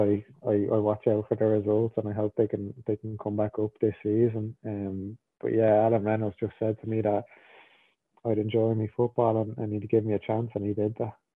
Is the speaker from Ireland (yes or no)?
yes; Ireland; moved away; I was born in Ireland. I grew up in Ireland, and I feel like I'm an Irish person